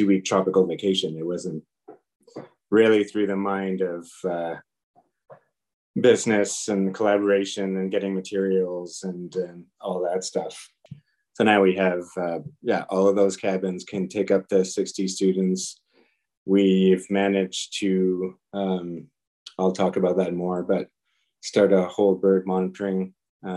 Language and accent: English; Canada; I'm a Canadian wildlife biologist